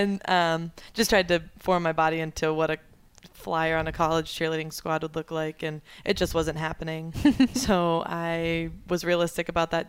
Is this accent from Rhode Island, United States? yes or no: yes; Rhode Island, United States; moved away as an adult; also born or lived in Columbus, Ohio / Springfield, Missouri; I was born in Rhode Island.